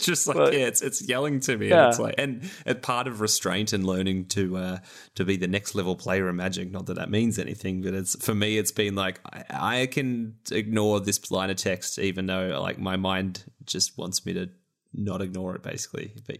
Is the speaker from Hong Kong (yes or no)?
no; Australia; I love that Magda is the name here, being that one of our famous Australians is Magda Shevansky